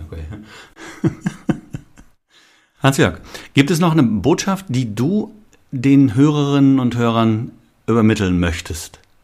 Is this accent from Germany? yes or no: yes; North Rhine-Westphalia, Germany; ich als Westfale